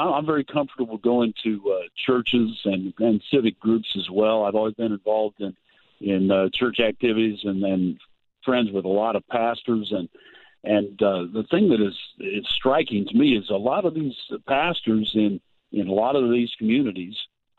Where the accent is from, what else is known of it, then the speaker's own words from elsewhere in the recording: Georgetown, Illinois, United States; also born or lived in Champaign, United States; Well, originally down around Champaign, Illinois. My father is a minister, and we moved to a little town called Georgetown.